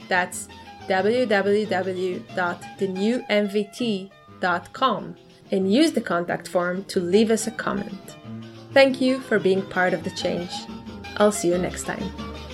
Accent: Israel; I come from Israel, a startup nation.

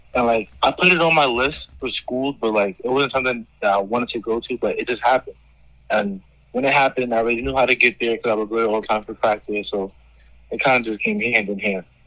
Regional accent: New York City, New York, United States; New York, my home state

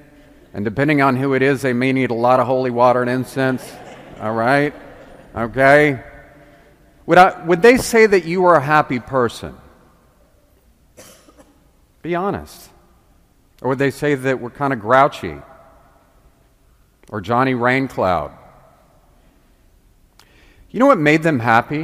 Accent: Memphis, Tennessee, United States; I'm from Memphis

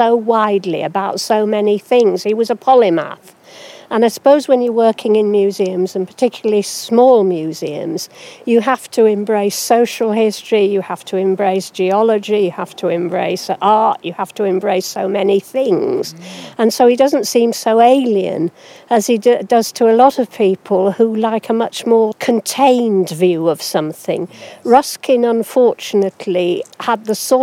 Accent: Hawkshead, North West England, United Kingdom; I was raised in Hawkshead, which is not a million miles away from Coniston, on a farm

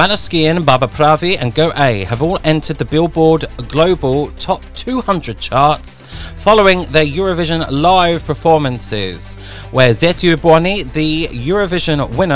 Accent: United Kingdom; being British

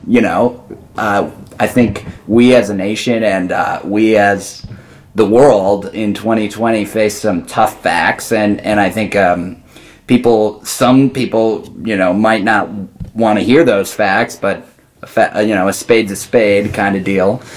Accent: Mount Horeb, Wisconsin, United States; I grew up with him in Mount Horeb.

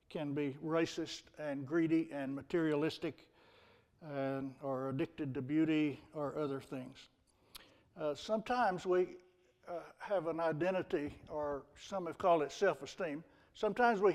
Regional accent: Texas, United States; I'm from Texas.

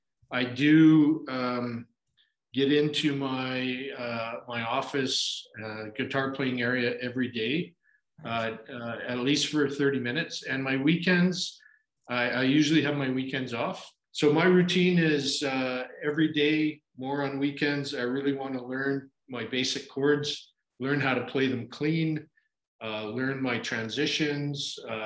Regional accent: Canada; moved away as an adult; now in Dhahran, Saudi Arabia; I'm actually a Canadian expat living in Dhahran, Saudi Arabia.

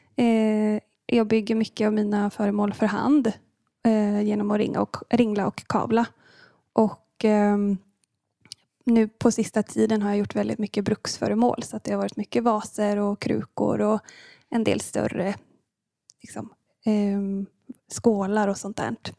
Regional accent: Linköping, Östergötland, Sweden; moved away as an adult; now in Gothenburg, Sweden; jag kommer från eh, början från Linköping och eh, landade i Göteborg för cirka nio år sedan

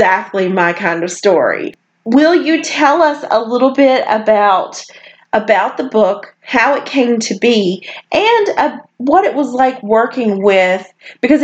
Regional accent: North Carolina, United States; now in Arkansas, United States; I'm from North Carolina, so even though I live in Arkansas now

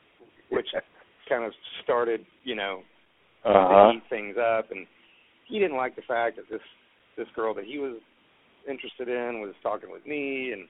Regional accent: Texas, United States; I said, look, we're both from Texas. Just chill out, you know.

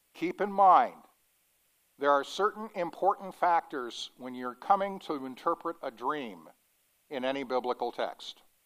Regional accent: Denver, Colorado, United States; growing up in Denver

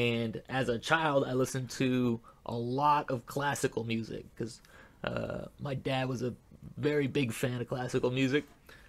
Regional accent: Montreal, Quebec, Canada; I am born and raised in Montreal, Canada.

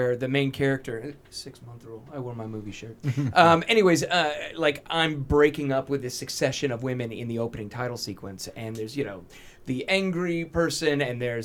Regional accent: Bossier City, Louisiana, United States; moved away as an adult; now in Los Angeles, United States; I spent more time in Los Angeles than I did in my hometown of Bossier City, Louisiana

